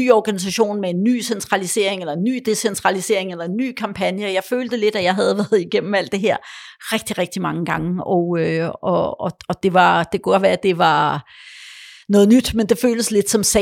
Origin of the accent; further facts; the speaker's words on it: Poland; born there; og jeg kunne tale engelsk, og jeg er født i Polen, jeg kunne også godt tale polsk stadigvæk